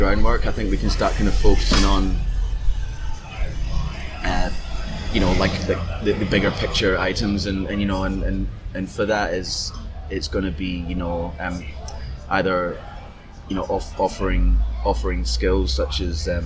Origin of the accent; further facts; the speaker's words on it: Glasgow, Scotland, United Kingdom; now in Perth, Australia; growing up in Glasgow